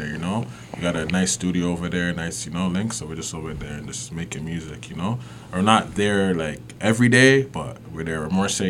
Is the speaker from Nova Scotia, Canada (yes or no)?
no; Brampton, Ontario, Canada; we grew up in Brampton. I grew up on Binder Twine Trail, Binder Twine Taylor Trail. They like connect. They go through. We both went to school at Homestead.